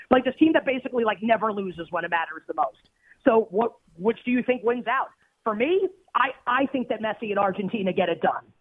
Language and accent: English; United States; I'm American